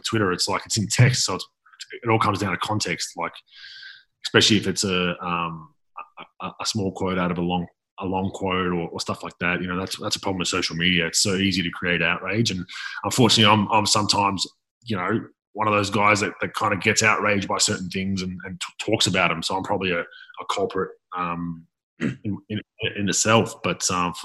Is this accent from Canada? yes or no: no; Melbourne, Victoria, Australia; I'm from Melbourne, Victoria